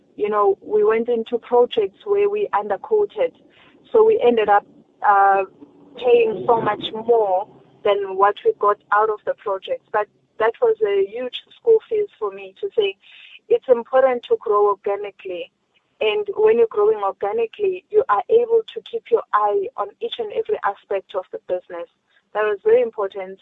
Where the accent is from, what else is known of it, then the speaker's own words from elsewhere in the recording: South Africa; as a South African, as a black child